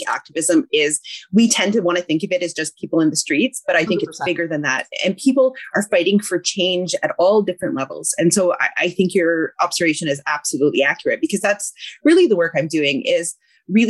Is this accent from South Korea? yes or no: no; the Okanagan, British Columbia, Canada; moved away as an adult; also born or lived in Vancouver, Canada; my family comes from Treaty 8 territory, which is northern Alberta, but I grew up in the Okanagan.